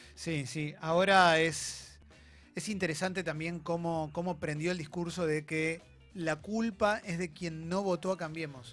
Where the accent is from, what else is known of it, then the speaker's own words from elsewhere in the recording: Argentina; somos personas que somos argentinos argentinos, argentinas